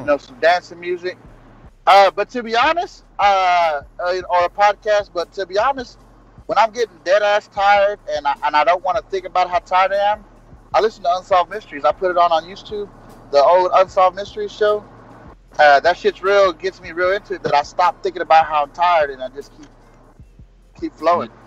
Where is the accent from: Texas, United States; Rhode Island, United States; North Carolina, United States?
Texas, United States; I'm from Texas